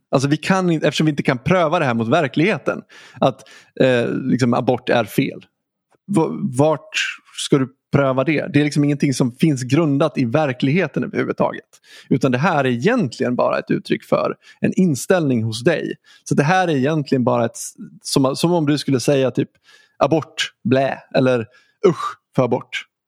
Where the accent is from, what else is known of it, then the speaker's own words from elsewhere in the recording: Dalarna County, Sweden; Dalarna också, ganska nära där jag är ifrån